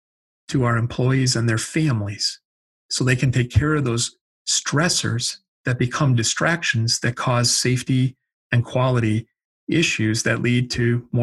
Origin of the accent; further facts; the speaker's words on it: Midwest, United States; I'm from the Midwest. I can use that word.